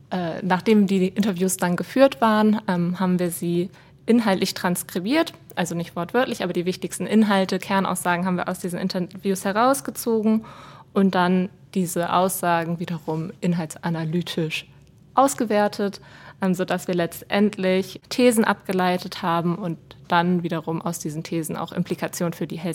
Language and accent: German; Germany; now in Switzerland; So auch die Begriffe Franchise und Selbstbehalt, da musste ich mich dann erstmal als Deutsche mit auseinandersetzen.